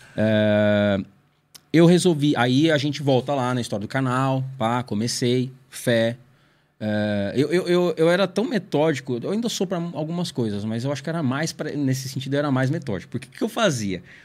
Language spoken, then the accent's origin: Portuguese; São Paulo, Brazil; numa igreja que eu fui... É onde eu cresci, praticamente. E eu fui membro, sei lá, de uns seis, sete anos. Que é a Comunidade Evangélica Cristo, Eu e Você. Em, na Vila Zate, Pirituba.